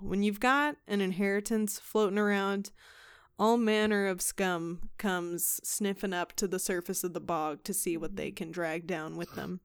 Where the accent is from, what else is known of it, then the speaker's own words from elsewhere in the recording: Texas, United States; I'm from Texas